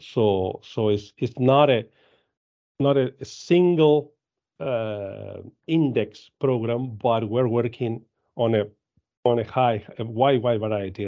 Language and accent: English; Argentina; I am from Argentina. I live in, in Argentina. Um, I was, uh, rising at Dairy Farm in Argentina